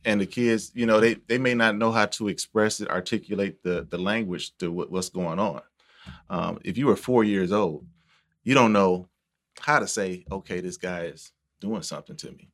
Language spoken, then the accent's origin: English; Milwaukee, Wisconsin, United States; I'm from Milwaukee